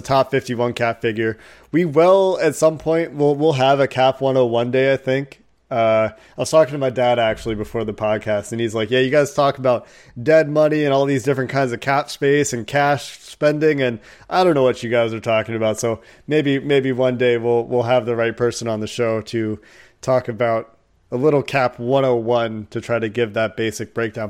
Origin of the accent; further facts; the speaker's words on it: Chicago, Illinois, United States; I was born in Chicago